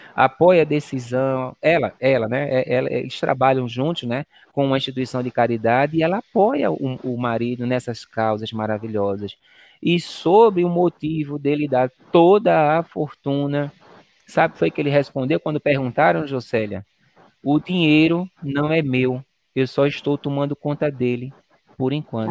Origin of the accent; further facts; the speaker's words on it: Pernambuco, Brazil; eu sou, sou pernambucano, eu sou nordestino